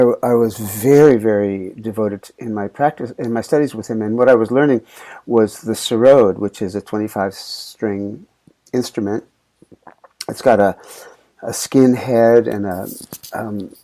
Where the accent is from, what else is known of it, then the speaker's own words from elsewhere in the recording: New York City, New York, United States; I grew up in Manhattan.